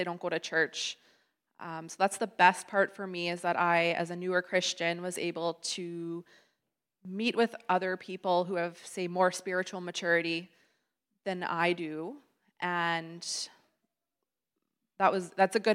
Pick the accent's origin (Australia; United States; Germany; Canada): Canada; Winnipeg, Manitoba; also born or lived in Yukon; it was now our time to move back home to the Winnipeg area